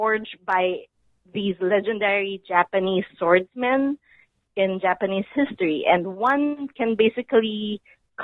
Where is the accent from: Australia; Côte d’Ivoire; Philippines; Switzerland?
Philippines